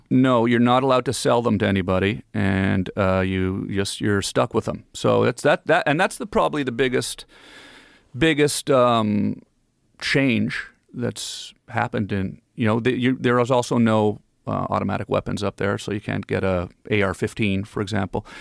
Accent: Ottawa, Ontario, Canada; born or raised there; moved away as an adult; also born or lived in Los Angeles

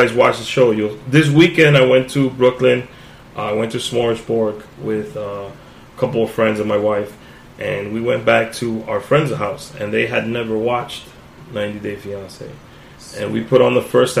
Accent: Dominican Republic; now in United States; And I'm from the Dominican Republic

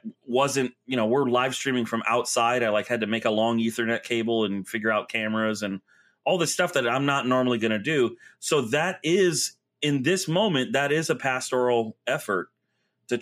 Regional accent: Florida, United States; moved away; I grew up in Florida where 88's like, oh, it's cool today.

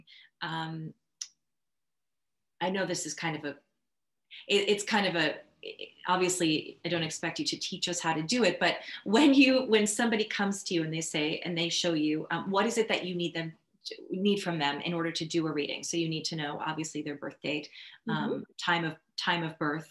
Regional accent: Melbourne, Victoria, Australia; I was born in Australia

